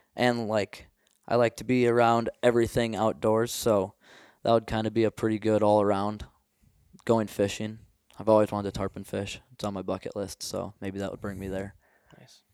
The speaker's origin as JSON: {"language": "English", "region": "Minnesota", "country": "United States", "tie": "born or raised there", "moved": "as an adult", "lives_now": "Montana, United States", "said": "growing up in Minnesota"}